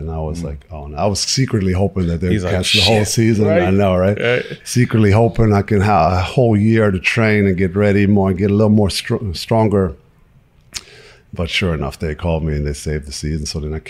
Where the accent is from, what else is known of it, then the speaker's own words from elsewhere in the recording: Würzburg, Bavaria, Germany; So they all came to my hometown of Würzburg and hang out for a couple of days and got to know my family.